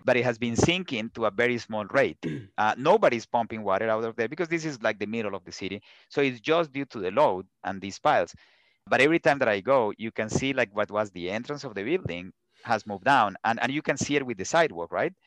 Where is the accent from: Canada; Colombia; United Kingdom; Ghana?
Colombia; English is a second language; moved away; also born or lived in Pittsburgh; I grew up in Colombia